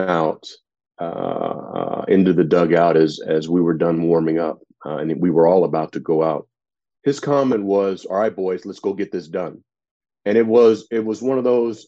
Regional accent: San Diego, California, United States; Growing up in San Diego

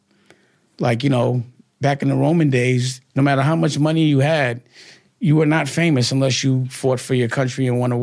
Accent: New York City, New York, United States; I'm from Harlem. It's just a Harlem thing

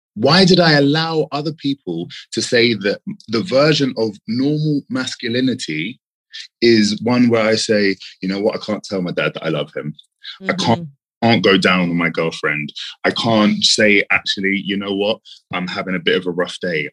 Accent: London, United Kingdom; London, born and raised.

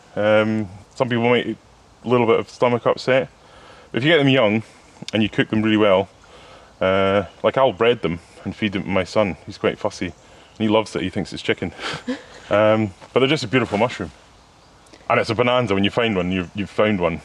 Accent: West Highlands of Scotland, United Kingdom; moved away as an adult; also born or lived in Thailand; I grew up in the West Highlands of Scotland

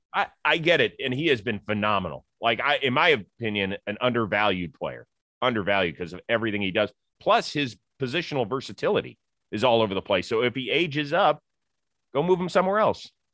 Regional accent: Cleveland, Ohio, United States; I grew up in Cleveland

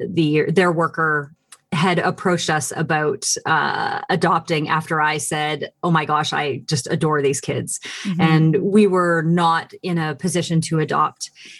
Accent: Canada; I'm Canadian.

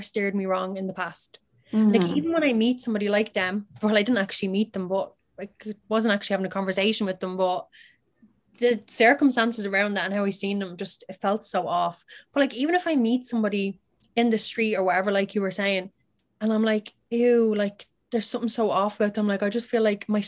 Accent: Ireland; accent: Irish; my Irish accent.

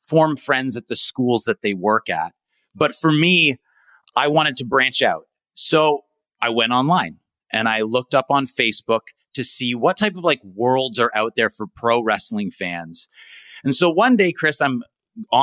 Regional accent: Barrie, Ontario, Canada; moved away as an adult; now in Ho Chi Minh City, Vietnam; I'm actually from the city Barrie, Ontario.

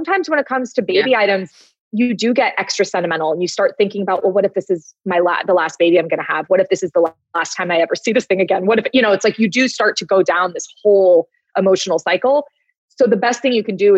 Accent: Los Angeles, California, United States; I'm from Los Angeles

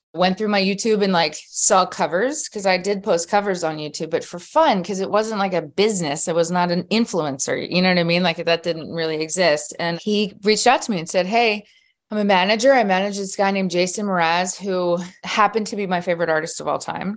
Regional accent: Philadelphia, Pennsylvania, United States; born and raised in Philadelphia. Pennsylvania.

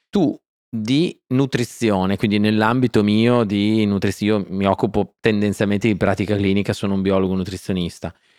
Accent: Faenza, Emilia-Romagna, Italy; Sono nato a Faenza e sono un romagnolo doc

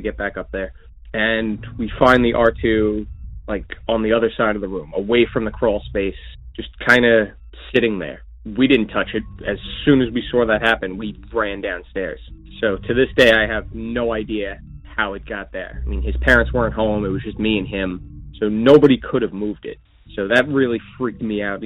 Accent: Long Island, New York, United States; I'm from Long Island, New York

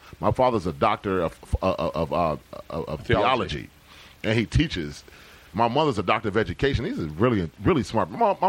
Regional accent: Decatur, Georgia, United States; I'm from Decatur, Georgia

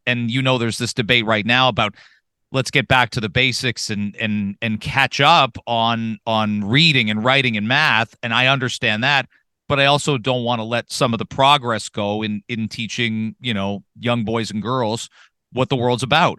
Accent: London, Ontario, Canada; I grew up in London, Ontario

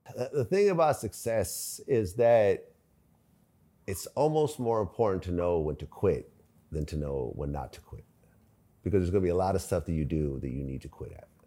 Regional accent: San Mateo, California, United States; moved away as an adult; also born or lived in Ukraine / Springfield, Massachusetts / San Francisco / Berkeley; I was born in Ukraine. Uh, we moved to Springfield, Massachusetts. So we lived in the projects out there for a little bit. And then we moved out to the West Coast, first in San Francisco, then we settled down in San Mateo. My family bought a house there. And I was there all through, you know, high school

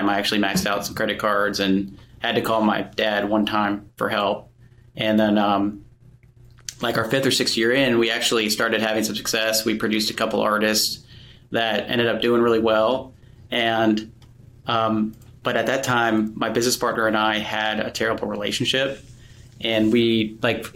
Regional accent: Atlanta, Georgia, United States; moved away as an adult; also born or lived in Murfreesboro, Tennessee; I grew up in Atlanta, Georgia

